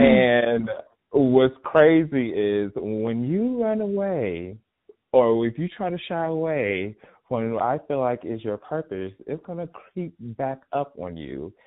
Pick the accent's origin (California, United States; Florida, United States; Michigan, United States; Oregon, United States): Florida, United States; Miami; moved away as an adult; also born or lived in Atlanta, Georgia; Originally from born and raised in Miami, Florida